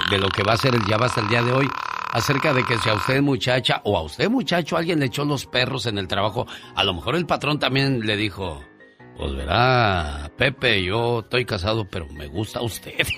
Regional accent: Zapopan, Jalisco, Mexico; now in United States; un día salí de Zapopan, Jalisco, pero Zapopan, Jalisco nunca salió de mí

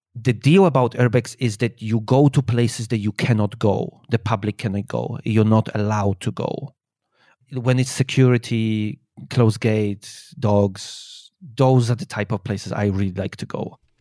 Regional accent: Poland; moved away as an adult; also born or lived in England; now in China; I was born in Poland and I, when I was nineteen, I think. Eighteen, nineteen. I, uh, moved out

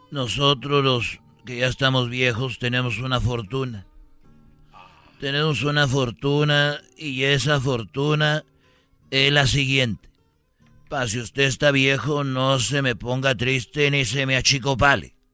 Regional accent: Jalisco, Mexico; porque yo soy de Jalisco y el Canelo es de Jalisco

